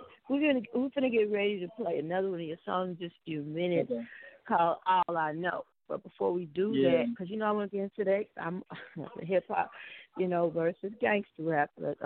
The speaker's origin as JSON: {"language": "English", "town": "Houston", "region": "Texas", "country": "United States", "tie": "born or raised there", "also_born_or_lived": "Pasadena, Texas", "said": "we came to Houston. We moved from Pasadena, which was predominantly Hispanic, you know, and then moved to South Park, Houston. To all the way black"}